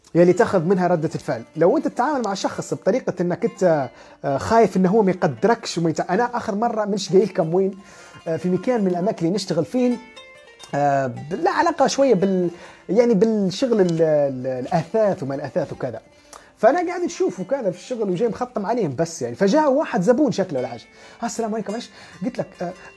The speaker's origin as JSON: {"language": "Arabic", "country": "Libya", "said": "نحن ليبيين"}